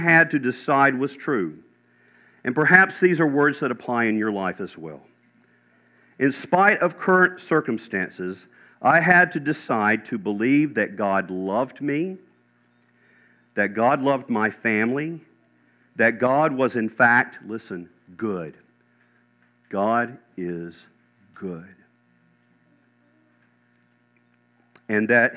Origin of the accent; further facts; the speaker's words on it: Chapel Hill, North Carolina, United States; moved away; I was born in Chapel Hill, North Carolina